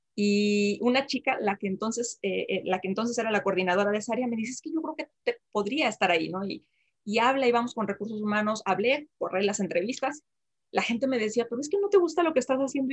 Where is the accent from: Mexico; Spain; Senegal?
Mexico; Jalisco; moved away as an adult; also born or lived in Aguascalientes; yo nací en Jalisco, una comunidad muy pequeña, en un pueblito